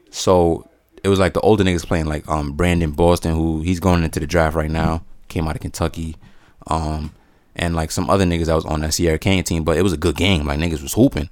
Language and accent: English; La Romana, Dominican Republic; moved away; I'm from La Romana